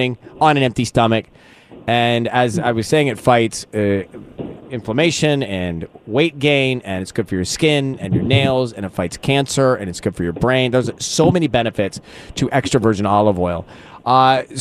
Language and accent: English; Dunwoody, Georgia, United States; now in California, United States; I grew up in Dunwoody Village, this little place outside of Atlanta